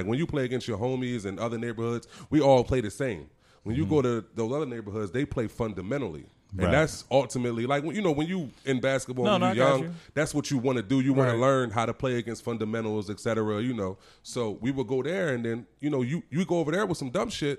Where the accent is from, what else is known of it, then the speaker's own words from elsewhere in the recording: Chester, Pennsylvania, United States; I grew up in Chester. Right next to Chester is Eddystone.